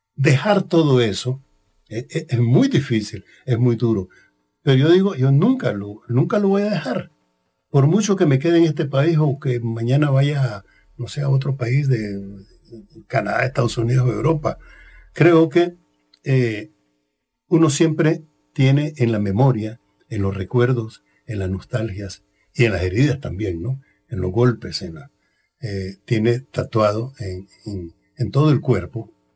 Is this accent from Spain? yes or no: no; Somoto, Madriz, Nicaragua; moved away as an adult; now in Costa Rica; mi casa, en mi pueblo, allá en la Cochinchina, en la frontera con Honduras, Somoto se llama